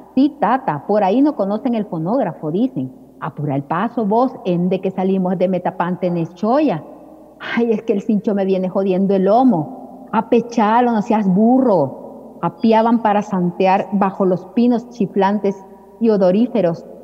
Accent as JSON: {"language": "Spanish", "country": "El Salvador"}